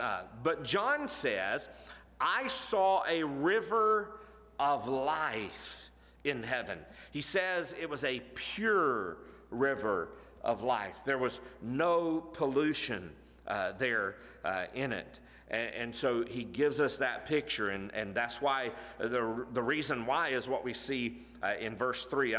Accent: Florida, United States; growing up in Florida, I worked in Jacksonville

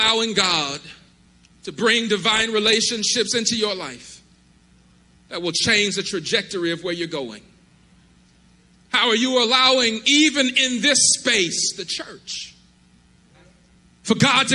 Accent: Mississippi, United States; we are from Mississippi

